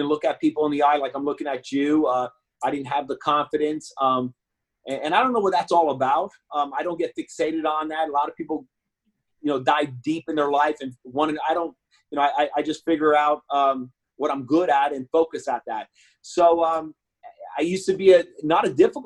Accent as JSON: {"language": "English", "town": "Miami", "region": "Florida", "country": "United States", "tie": "born or raised there", "also_born_or_lived": "Bronx, New York / Hialeah", "said": "I was born in the Bronx, and then as a peewee, we came to Miami, South Florida"}